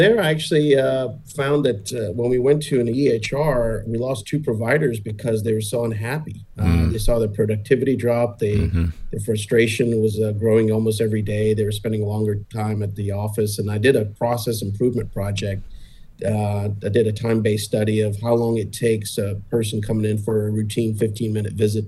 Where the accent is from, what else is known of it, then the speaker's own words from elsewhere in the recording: Hemingway, South Carolina, United States; also born or lived in Preston, England; now in Columbia, United States; we moved to a very small town called Hemingway, South Carolina